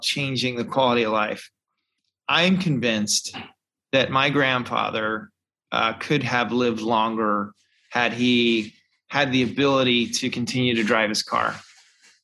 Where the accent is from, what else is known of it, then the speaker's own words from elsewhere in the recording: the South, United States; growing up in the South